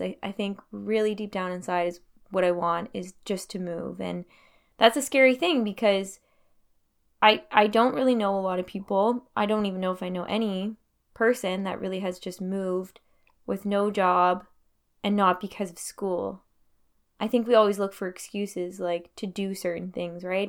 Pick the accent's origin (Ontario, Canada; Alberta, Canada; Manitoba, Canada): Ontario, Canada; Timmins; also born or lived in Thunder Bay; now in Montreal, Canada; I'm actually originally from Timmins